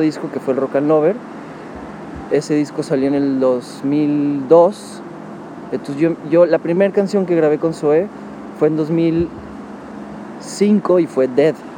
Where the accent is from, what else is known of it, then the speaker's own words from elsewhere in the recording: Monterrey, Nuevo León, Mexico; moved away as an adult; now in Mexico City, Mexico; A los tres años me fui a Monterrey